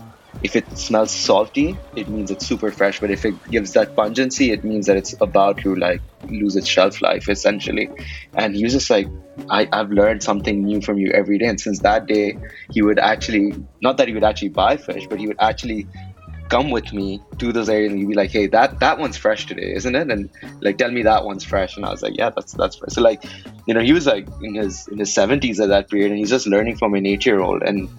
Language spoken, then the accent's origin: English; Karachi, Sindh, Pakistan; You know, growing up in Karachi in Pakistan, 2011 is a year that I'll talk about it being a super weird year.